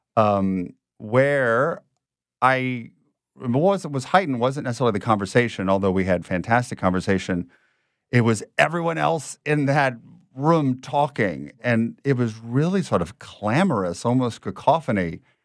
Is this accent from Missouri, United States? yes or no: no; Lafayette, Louisiana, United States; also born or lived in Rome; now in New Orleans, United States; I am born and raised in Louisiana